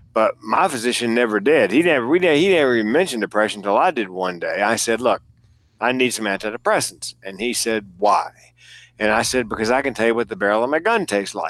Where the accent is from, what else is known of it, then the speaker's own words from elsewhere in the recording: the South, United States; I'm from the South. I grew up there